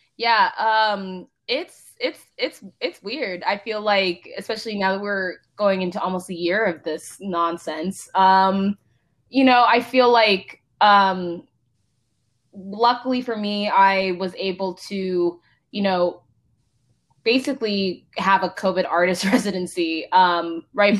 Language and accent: English; Palo Alto, California, United States; also born or lived in Mountain View / Santa Clara; I was born at Stanford. Um, grew up in basically Palo Alto, Mountain View